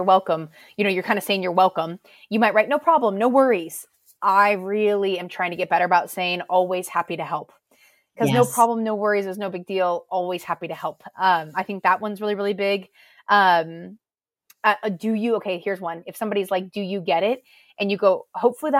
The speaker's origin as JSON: {"language": "English", "country": "United States", "moved": "as an adult", "lives_now": "United Kingdom", "said": "as an American coming here"}